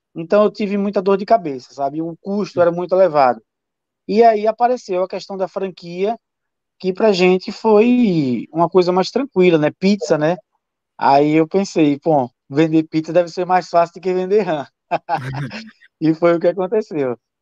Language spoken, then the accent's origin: Portuguese; Sergipe, Brazil; eu como sergipano